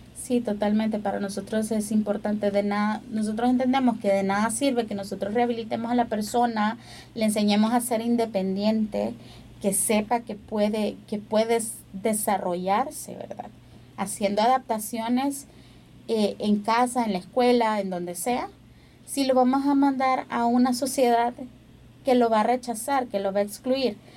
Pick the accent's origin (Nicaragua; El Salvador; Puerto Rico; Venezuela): El Salvador